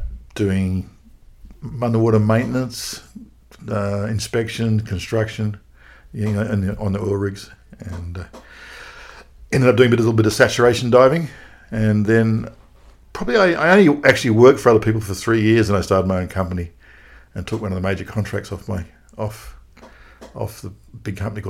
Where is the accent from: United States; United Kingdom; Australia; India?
Australia; Sydney, New South Wales; I was born in Sydney. And Sydney's got a very similar beach culture, or even more of a beach culture than in Los Angeles. You know, when I was a toddler, I was down the beach, sort of swimming between the flags